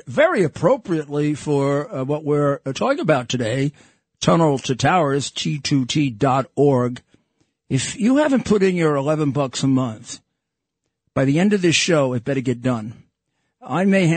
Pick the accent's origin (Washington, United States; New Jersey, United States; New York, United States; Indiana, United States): New York, United States; New York City; I grew up in Brooklyn as a Yankee fan